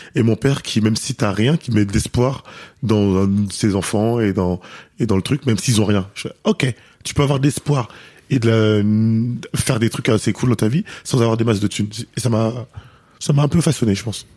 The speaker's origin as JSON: {"language": "French", "town": "Paris", "region": "Île-de-France", "country": "France", "said": "je suis parisien"}